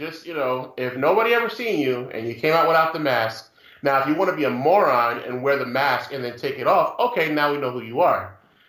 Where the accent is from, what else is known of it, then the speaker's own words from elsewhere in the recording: New York, United States; I'm a New Yorker. Shout out to New York, man. Shout out to my city.